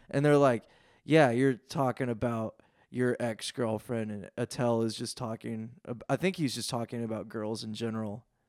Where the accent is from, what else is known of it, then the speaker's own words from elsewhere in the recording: Lafayette, Indiana, United States; moved away as an adult; now in Cincinnati, United States; I'm from Lafayette, Indiana